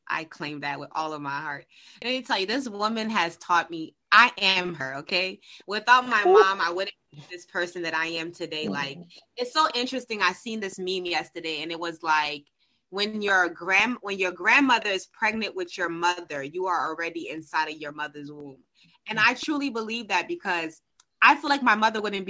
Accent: Haiti; I'm from Haiti, and I believe the power of my ancestors reside deep inside of me

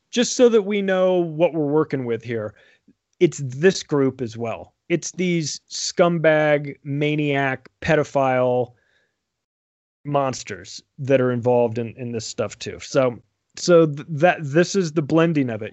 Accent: United States; also born or lived in Denver; I'm an American. I live in Denver

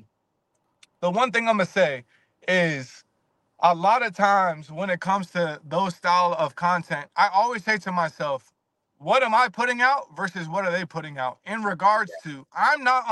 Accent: Virginia, United States; I'm from Virginia.

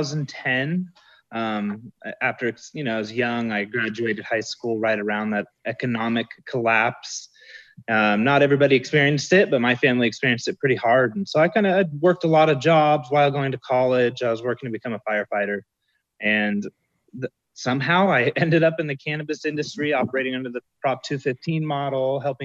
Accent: California, United States; now in Southern California, United States; I am not from Mendocino County. I'm from Central California.

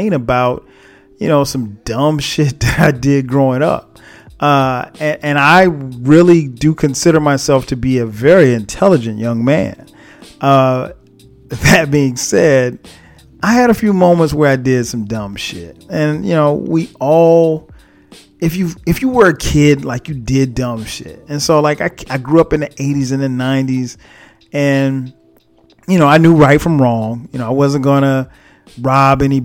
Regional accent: Florence, South Carolina, United States; now in Atlanta, United States; I was recently home, back in my hometown, Florence, South Carolina

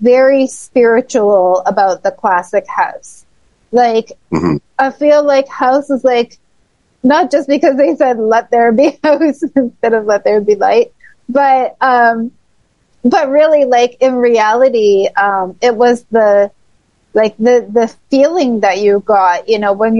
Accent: Toronto, Ontario, Canada; In Toronto, in my hometown

